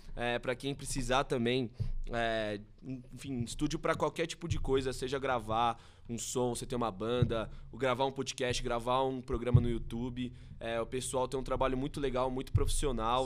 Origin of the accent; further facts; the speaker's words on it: Brazil; enquanto brasileiro